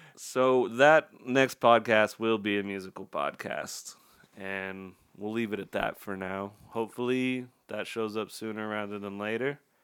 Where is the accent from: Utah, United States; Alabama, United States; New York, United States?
Utah, United States; we're both from Utah